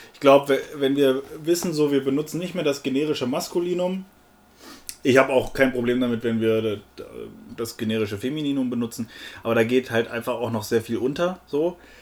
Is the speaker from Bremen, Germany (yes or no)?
no; Berlin, Germany; ich als Berliner